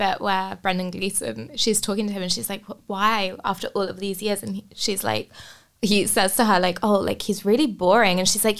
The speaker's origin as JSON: {"language": "English", "region": "England", "country": "United Kingdom", "tie": "born or raised there", "said": "growing up in England as a kid, like, during the 90s"}